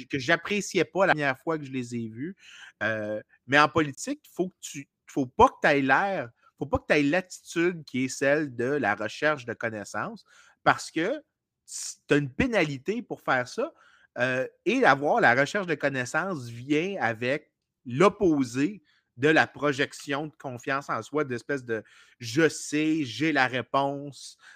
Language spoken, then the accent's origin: French; Canada; Je suis un Canadien